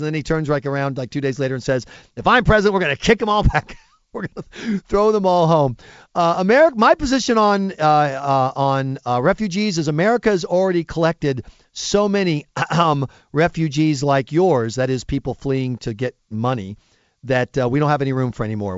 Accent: United States; as an American

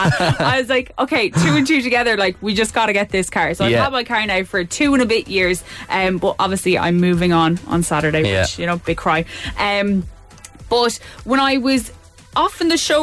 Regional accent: Kerry, Munster, Ireland; now in Dublin, Ireland; I'm from Kerry as well.

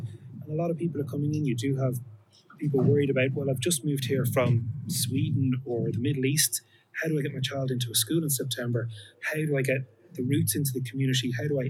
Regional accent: Ballinteer, County Dublin, Ireland; Look, I grew up in Ballinteer

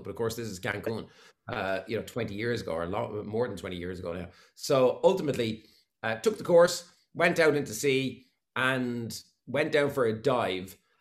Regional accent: Waterford, Munster, Ireland; moved away; I'm from Williamstown and Waterford, and we had probably just what you call a, a, a, normal upbringing

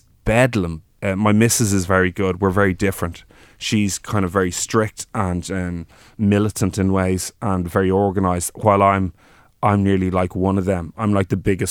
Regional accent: Dublin, Leinster, Ireland; also born or lived in Offaly; I grew up in Rathfarnham

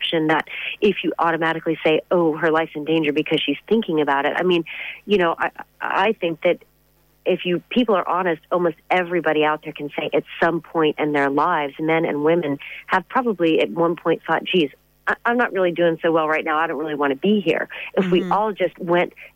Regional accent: United States; now in Ireland; I'm from America

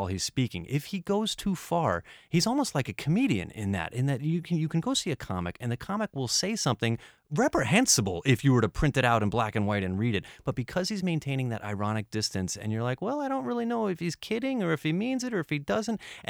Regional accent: United States; now in Ireland; I'm American

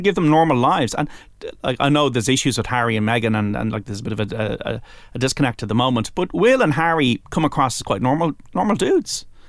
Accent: Ireland; as an Irish person

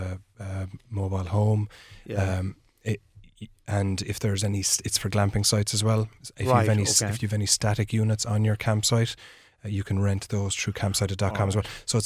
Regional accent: Killarney, County Kerry, Ireland; I grew up in Killarney in Kerry and spent most of my time there exploring the outdoors and camping.

